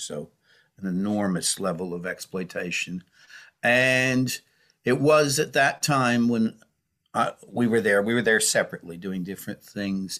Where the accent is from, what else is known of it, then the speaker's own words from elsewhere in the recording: United States; now in United Kingdom; I grew up in the United States